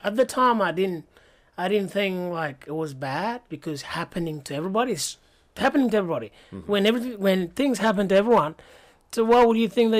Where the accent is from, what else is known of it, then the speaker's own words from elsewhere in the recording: Sudan; And all they knew about me is just, I'm from Sudan. I was a boy soldier.